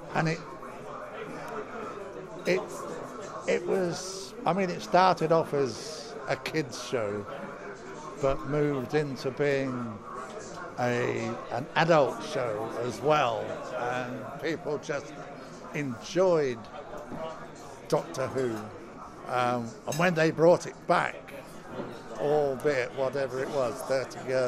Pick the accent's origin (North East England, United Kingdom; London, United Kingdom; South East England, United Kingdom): South East England, United Kingdom; Oxford; a local charity from my hometown, which is the Helen House Hospice